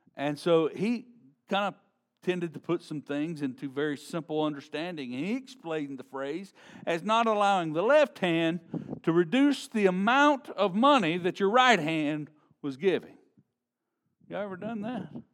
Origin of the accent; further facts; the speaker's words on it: Shreveport, Louisiana, United States; growing up in Shreveport, Louisiana